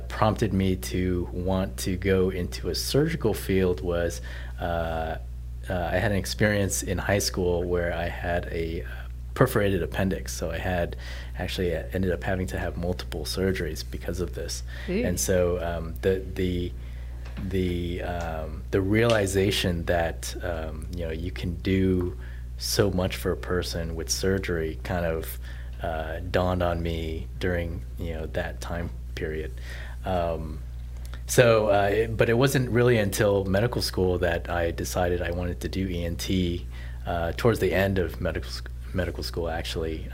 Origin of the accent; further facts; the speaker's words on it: Southern California, United States; moved away as an adult; also born or lived in Nashville / New Orleans; now in Houston, United States; I was born and raised in Southern California.